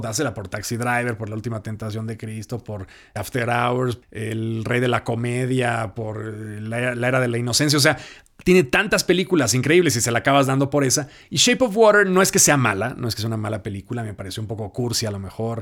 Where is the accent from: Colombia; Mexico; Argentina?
Mexico